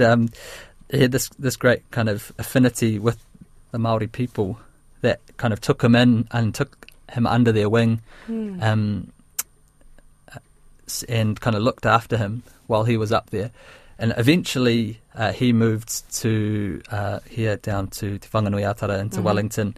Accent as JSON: {"language": "English", "country": "India", "said": "I'm very proud now that I've grown up. I recognise that I am Indian, and I am proud"}